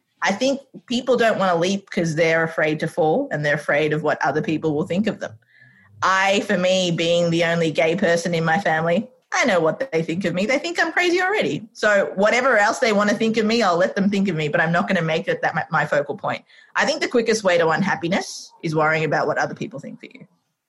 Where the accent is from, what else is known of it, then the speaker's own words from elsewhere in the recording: Sri Lanka; now in Australia; I'm like, Australia. It's like, are you originally from there? I'm like, no, I'm from Sri Lanka.